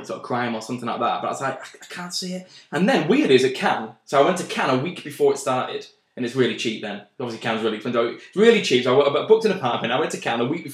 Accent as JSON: {"language": "English", "region": "Yorkshire and the Humber", "country": "United Kingdom", "said": "I'm from Yorkshire"}